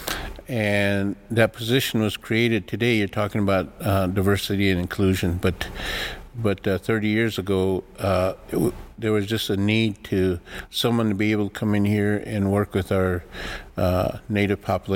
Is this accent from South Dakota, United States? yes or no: yes; White River, South Dakota, United States; first language Lakota; English is a second language; I grew up in White River, South Dakota